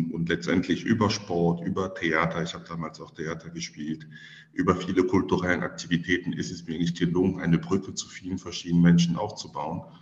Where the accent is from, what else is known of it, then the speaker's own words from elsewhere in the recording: Cameroon; German is a second language; now in Germany; Ich bin in Kamerun geboren. Äh, das ist ein Land in Zentralafrika. Dort bin ich aufgewachsen.